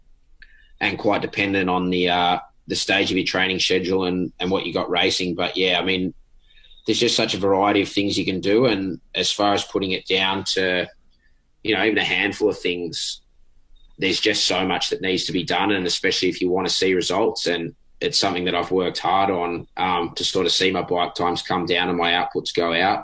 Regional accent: Sydney, New South Wales, Australia; growing up in Sydney, I mean, it's definitely not flat

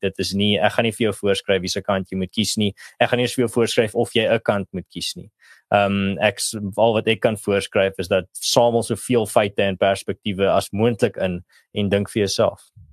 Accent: South Africa; as 'n Afrikaner

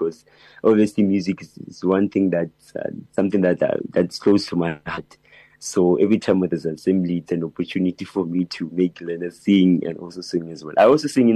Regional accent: Klerksdorp, North West, South Africa; I was born in Klerksdorp in the Northwest Province, and I've started singing at the age of 6, actually, even way before I went to school

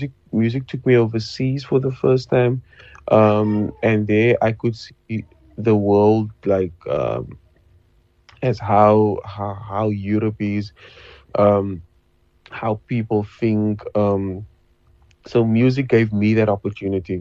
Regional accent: Cape Town, Western Cape, South Africa; I was from Manova Park

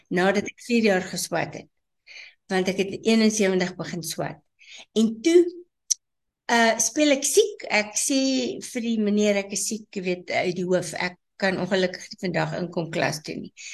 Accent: Nigel, Gauteng, South Africa; moved away as an adult; now in Johannesburg, South Africa; ek is gebore in Nigel.

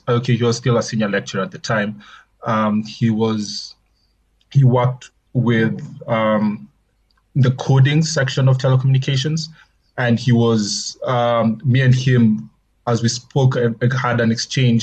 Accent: Nairobi, Kenya; moved away as an adult; also born or lived in Ulm, Germany; now in Johannesburg, South Africa; I was born in Kenya, born and raised in Nairobi, actually.

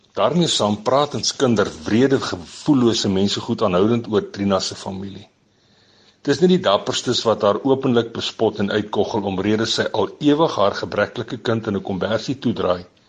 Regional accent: Kalahari, Northern Cape, South Africa; ek kom hier uit die Kalahari kant uit van die land

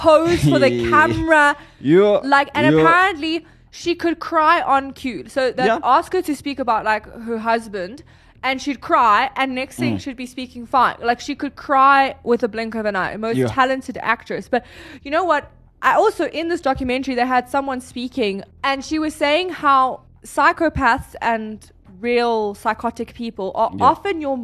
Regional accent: South Africa; we are proudly South African.

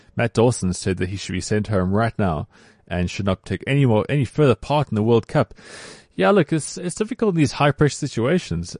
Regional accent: South Africa; as South African rugby players.

